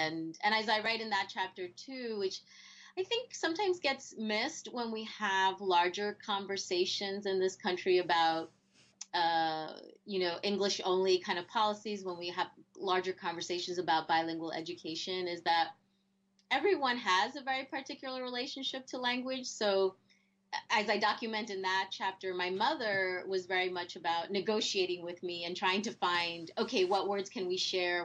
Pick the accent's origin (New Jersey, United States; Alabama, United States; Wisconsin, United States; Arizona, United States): New Jersey, United States; first language Spanish; I grew up in New Jersey